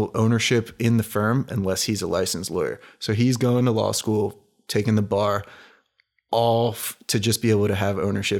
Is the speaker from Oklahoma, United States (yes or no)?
no; Philadelphia, Pennsylvania, United States; I love Allen Iverson because I'm from the Philly area, and he was the Sixers and everything.